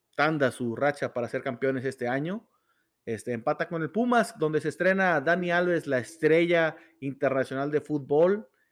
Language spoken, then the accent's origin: Spanish; Ciudad Juárez, Chihuahua, Mexico; aquí en mi tierra, aquí en Juárez